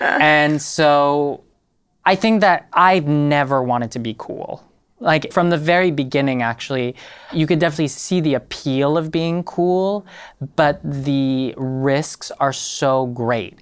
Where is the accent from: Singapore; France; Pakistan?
France; Paris, Île-de-France; now in New York, United States; growing up in Paris and being French